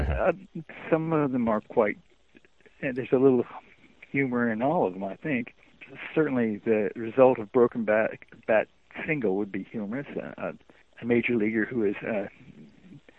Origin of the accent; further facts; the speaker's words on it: Ohio, United States; moved away as an adult; also born or lived in Iowa; now in Michigan, United States; I was born in Iowa. I grew up in Ohio, and I moved to Michigan after college